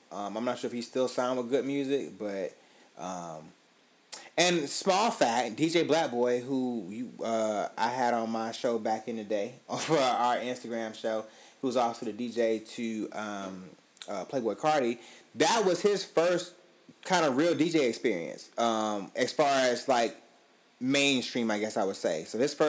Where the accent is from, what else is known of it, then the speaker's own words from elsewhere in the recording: Atlanta, Georgia, United States; I was born and raised in Atlanta, Georgia, and I have tremendous love for my city, but it's chaotic out here.